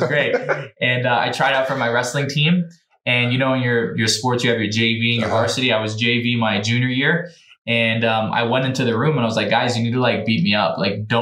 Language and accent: English; New Jersey, United States; I'm from New Jersey